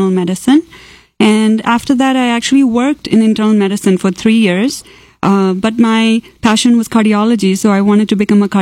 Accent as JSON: {"language": "English", "region": "Kerala", "country": "India", "tie": "born or raised there", "also_born_or_lived": "Tamil Nadu, India", "first_language": "Malayalam", "second_language": "English", "moved": "as an adult", "lives_now": "Texas, United States", "said": "I grew up in Kerala"}